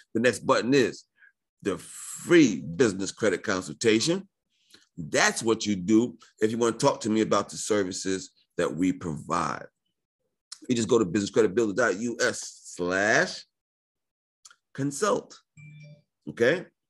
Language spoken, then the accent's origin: English; New York, United States; I was born in New York